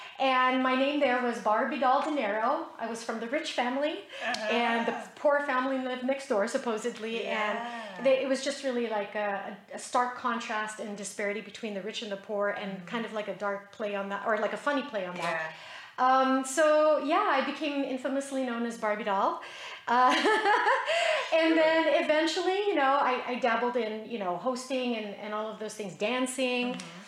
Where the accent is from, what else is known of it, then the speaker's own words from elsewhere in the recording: Philippines; also born or lived in Utah, United States; I was born in Utah. Then 5.5 years later, we moved back to the Philippines and, you know, lived my life going to school on the military base.